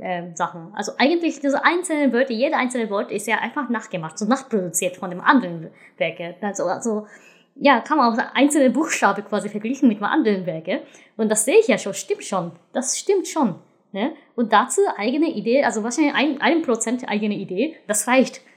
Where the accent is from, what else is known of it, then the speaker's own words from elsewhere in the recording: Japan; German is a second language; now in Germany; Also ich bin Japanerin, ich, ich komme aus diesem Land.